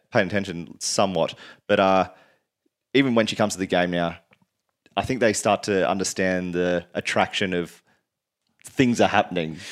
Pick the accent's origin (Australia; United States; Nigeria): Australia; Queensland; born or raised there; also born or lived in Sydney, New South Wales